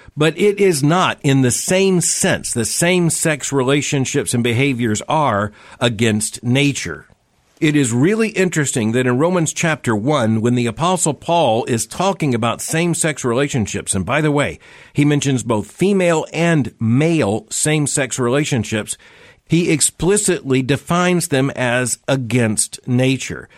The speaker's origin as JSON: {"language": "English", "region": "Florida", "country": "United States", "tie": "born or raised there", "said": "I grew up in Florida."}